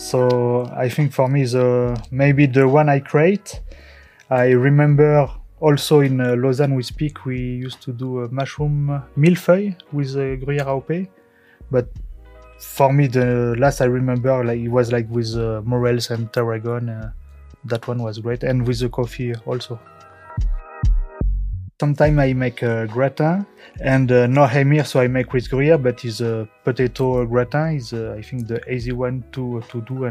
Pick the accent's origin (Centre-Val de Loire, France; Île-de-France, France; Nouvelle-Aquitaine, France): Nouvelle-Aquitaine, France; Périgord; English is a second language; moved away as an adult; now in Switzerland; I'm French and I'm from France, from Périgord